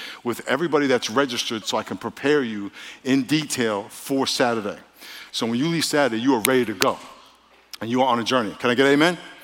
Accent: New York, United States; moved away; I'm from New York, and every summer for about five different summers, I grew up right outside New York City, Manhattan

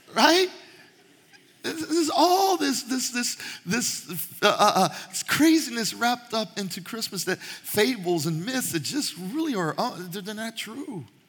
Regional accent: Panama; moved away; I was Panamanian, my mom was Panamanian, I was born in Panama

